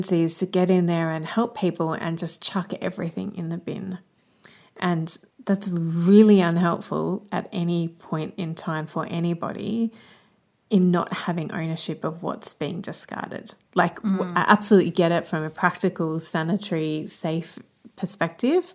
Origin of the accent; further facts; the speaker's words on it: Australia; as an Australian